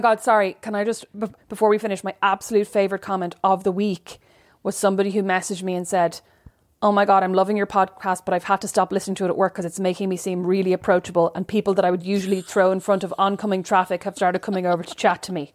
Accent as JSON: {"language": "English", "country": "Ireland", "moved": "yes", "said": "I'm Irish."}